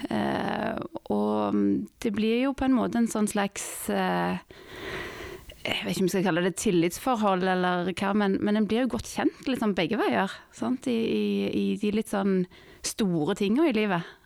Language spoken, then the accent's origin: Norwegian; Madagascar; also born or lived in Norway / France; Nei, jeg ble født eh, i Norge. Eh, og, men vi flytta ut når jeg var, var liten. Eh, etter et år i Norge så flytta vi bodde ett år i Frankrike, og så flytta vi til Madagaskar.